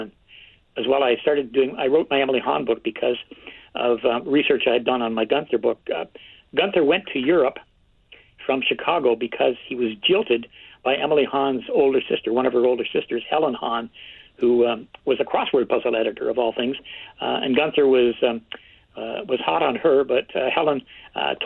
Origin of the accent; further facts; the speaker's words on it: Kingston, Ontario, Canada; I grew up in Kingston, Ontario, where I live now